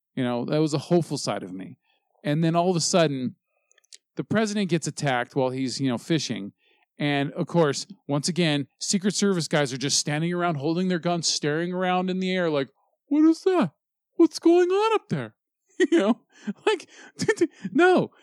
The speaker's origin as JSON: {"language": "English", "country": "United States"}